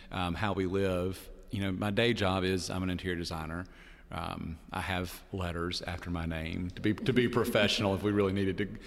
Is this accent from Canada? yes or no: no; Perry, Georgia, United States; I'm from Perry. That's Georgia, not Paris